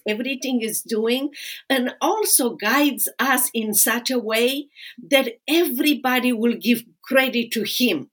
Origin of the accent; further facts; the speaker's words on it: Romania; moved away; I'm from Romania. I read the Bible for the first time in Romanian